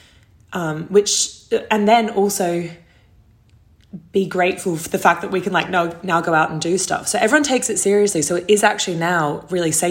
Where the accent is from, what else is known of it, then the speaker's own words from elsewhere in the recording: Sydney, New South Wales, Australia; moved away as an adult; now in New York, United States; I'm from Australia, obviously. I'm from Sydney